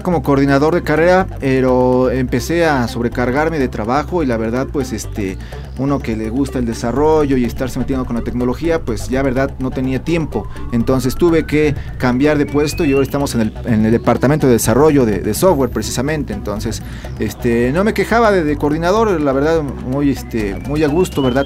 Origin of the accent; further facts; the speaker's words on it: Mexico; aquí en México